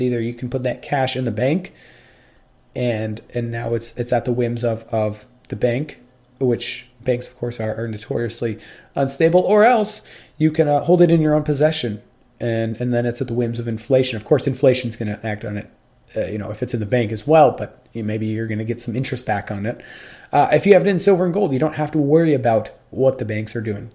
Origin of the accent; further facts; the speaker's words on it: United States; I'm American and not British